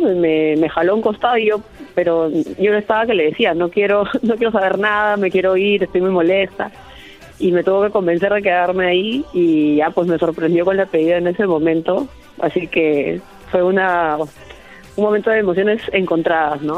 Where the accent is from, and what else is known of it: Peru